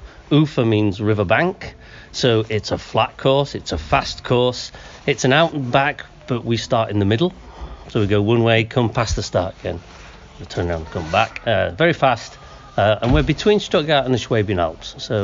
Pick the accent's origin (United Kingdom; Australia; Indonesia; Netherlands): Australia; Naracoorte, South Australia; now in Germany; from Naracoorte. Esslingen parkrun in Germany.